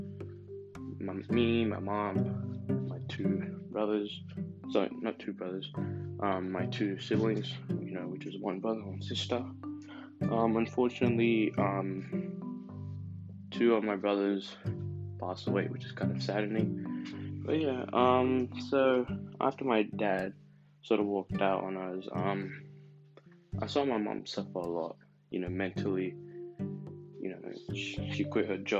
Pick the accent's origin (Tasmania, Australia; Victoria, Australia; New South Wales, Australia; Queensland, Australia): Victoria, Australia; Melbourne; I was born in Melbourne, Australia